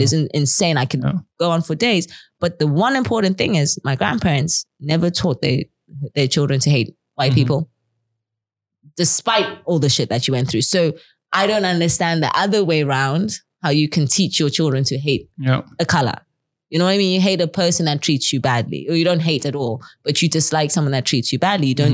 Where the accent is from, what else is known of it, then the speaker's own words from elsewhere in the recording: Zimbabwe; now in Netherlands; I live in Zimbabwe, I grew up in Zimbabwe